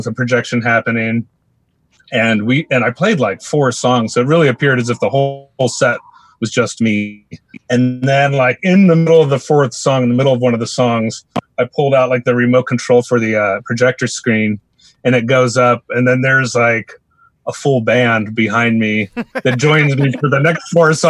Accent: the Northwest, Pacific Northwest, United States; moved away as an adult; now in Seattle, United States; I'm from the Northwest, so I'm just sort of returning home

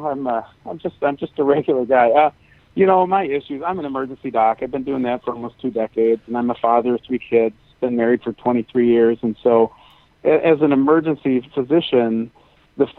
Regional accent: Michigan, United States; I'm from Michigan

